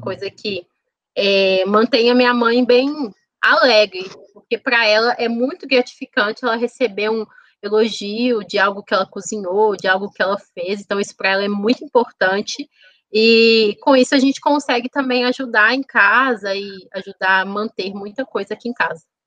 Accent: Contagem, Minas Gerais, Brazil; Eu nasci aqui mesmo, em Contagem.

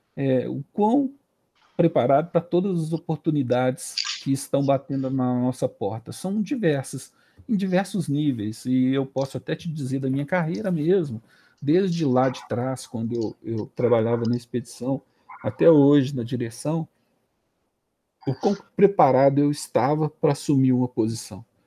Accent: Belo Horizonte, Minas Gerais, Brazil; Morei no São, no São Francisco aqui

